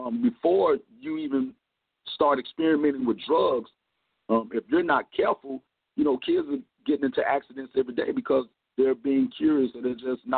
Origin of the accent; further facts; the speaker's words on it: Compton, California, United States; now in Miami, United States; we moved to Compton, California, and that's where I was raised